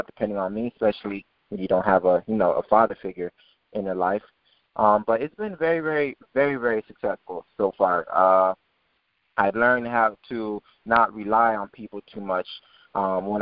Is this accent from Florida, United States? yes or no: yes; Naples, Florida, United States; also born or lived in Pompano Beach, Florida; I was born in Pompano Beach, moved from that city like from about 2 years old. Mom moved me to Naples, Florida, wanting a better city to, you know, raise a child. And, you know, growing up in Naples, Florida has been a great experience